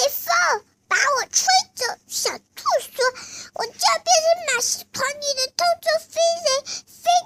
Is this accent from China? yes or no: yes; Nanjing, Jiangsu, China; 我来自南京。